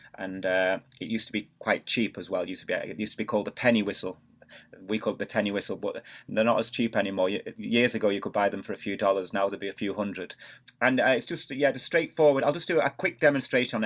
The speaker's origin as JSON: {"language": "English", "town": "Manchester", "region": "North West England", "country": "United Kingdom", "tie": "born or raised there", "moved": "yes", "said": "I was born in Manchester in the northwest of England, and my parents, uh, they're both from Ireland"}